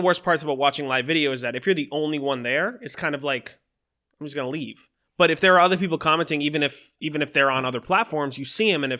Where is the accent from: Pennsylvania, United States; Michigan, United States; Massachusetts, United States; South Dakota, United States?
Massachusetts, United States; Boston; I'm a MC from Boston, Massachusetts, and I represent a lot of the older lyrical side of hip hop.